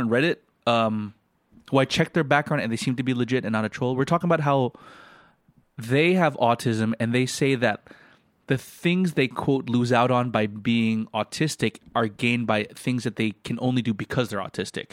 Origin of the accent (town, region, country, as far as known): Philippines